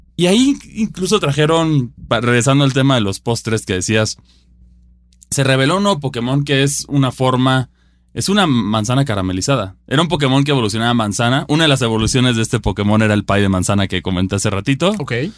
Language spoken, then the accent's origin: Spanish; Mexico; yo como jugador mexicano